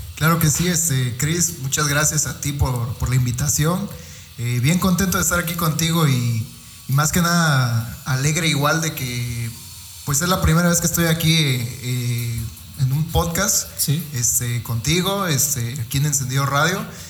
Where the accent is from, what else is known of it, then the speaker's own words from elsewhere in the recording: Fortín, Veracruz, Mexico; venimos de Fortín